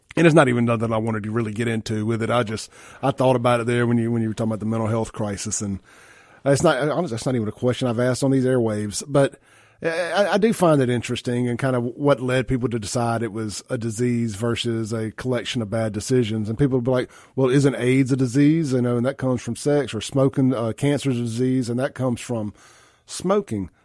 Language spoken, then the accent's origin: English; Jackson, Mississippi, United States; I grew up on Lynch Street at my dad's store